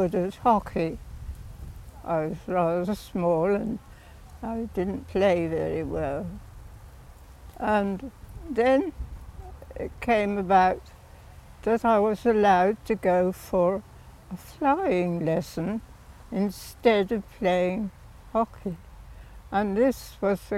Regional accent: Witney, South East England, United Kingdom; there was an aerodrome not too far from the farm that we had

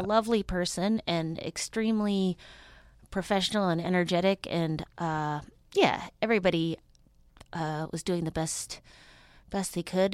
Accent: Duluth, Minnesota, United States; now in Los Angeles, United States; I'm originally from Duluth, Minnesota.

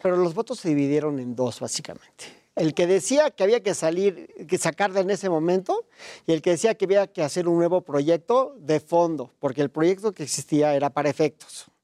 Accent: Mexico; como mexicano

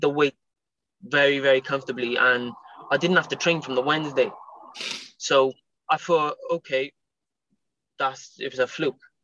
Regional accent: Cardiff, Wales, United Kingdom; It's in Cardiff, um, my hometown

